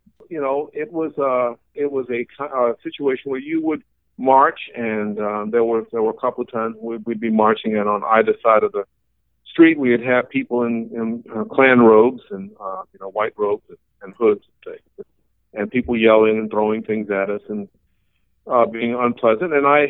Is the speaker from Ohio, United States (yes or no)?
no; Pullman, Washington, United States; born there; Actually, I can officially say I'm a Northwesterner because I was born in Pullman, Washington.